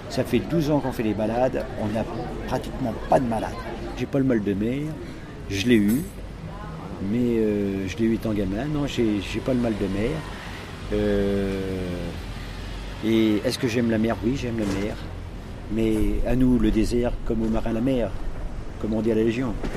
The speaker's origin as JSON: {"language": "French", "town": "Saint-Georges-de-Didonne", "region": "Nouvelle-Aquitaine", "country": "France", "tie": "born or raised there", "moved": "as an adult", "said": "je suis de Saint-Georges de Didonne. Donc euh, j'ai toujours passé, euh, j'ai passé mon enfance jusqu'à jusqu'à 17 ans donc à, Saint-Georges de Didonne, Royan, et par la suite je suis parti"}